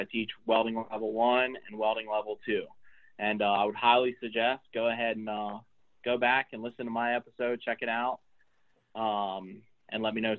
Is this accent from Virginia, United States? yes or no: yes; Eastern Shore of Virginia, United States; I'm from the Eastern Shore of Virginia.